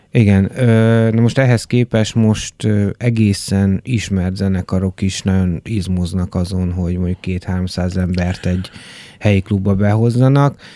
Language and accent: Hungarian; Debrecen, Hajdú-Bihar, Hungary; moved away; én Debrecenből érkeztem, ö, ugye nagyjából 90-es évek elején ö, voltam ilyen kis kamasz